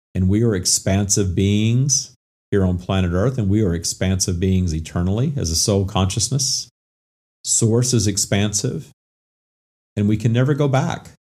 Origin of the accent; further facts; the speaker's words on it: Minden, Louisiana, United States; moved away as an adult; also born or lived in Atlanta / Florida; I moved away from my hometown of Minden, Louisiana